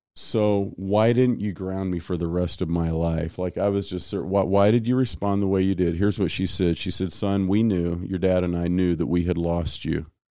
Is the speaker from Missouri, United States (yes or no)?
yes; Kansas City, Missouri, United States; home growing up was, uh, South Kansas City